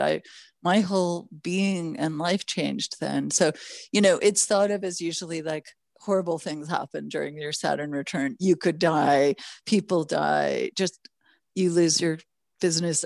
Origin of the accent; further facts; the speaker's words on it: Los Angeles, California, United States; also born or lived in Toronto, Canada / Mexico; I was born in Toronto, Canada, raised in Los Angeles